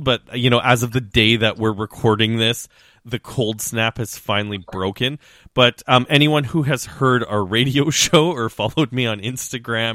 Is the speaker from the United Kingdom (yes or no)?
no; Saskatchewan, Canada; now in Toronto, Canada; growing up in Western Canada, growing up in Saskatchewan